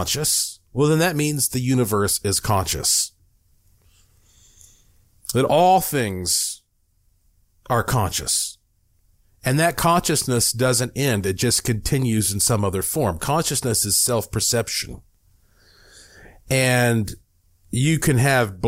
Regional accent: Asheville, North Carolina, United States; I was born in Asheville, North Carolina

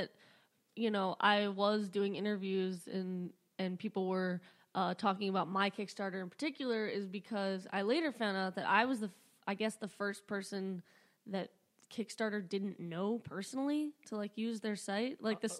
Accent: Flowery Branch, Georgia, United States; also born or lived in Michigan; So I grew up in Flowery Branch, Georgia.

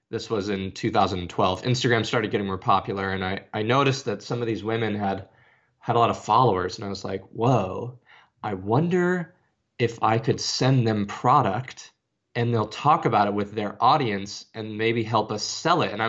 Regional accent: Arizona, United States; now in Nashville, United States; Uh, I'm from Arizona and I live in Nashville, Tennessee now. I'm 33.

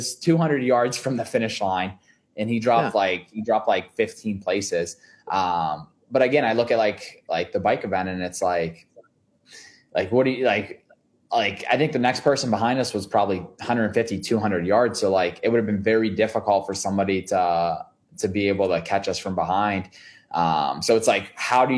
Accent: Pittsburgh, Pennsylvania, United States; We're from Pittsburgh

